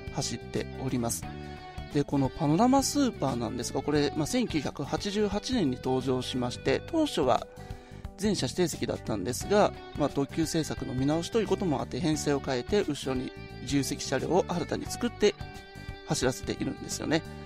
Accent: Nagoya, Aichi, Japan; 私の地元名古屋では

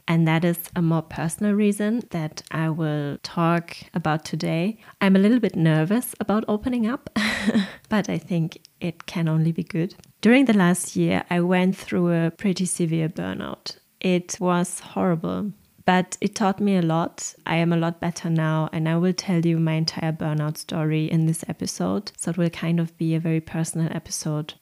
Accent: Germany; accent: German; English is a second language; my horrible German accent in English

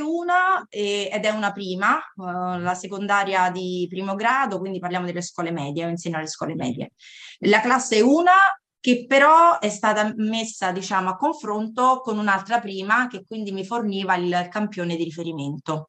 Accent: California, United States; also born or lived in Cassino, Italy; now in Latina, Italy; sono cresciuta, diciamo, sulle spiagge assolate della California

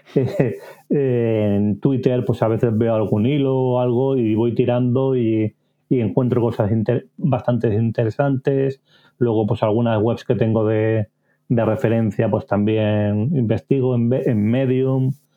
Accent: Barcelona, Catalonia, Spain; nací y vivo en Barcelona

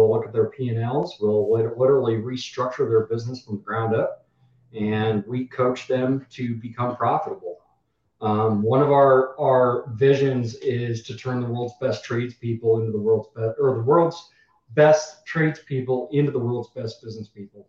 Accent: Colorado, United States; moved away as an adult; also born or lived in Naples, Florida; Originally, I'm from Colorado

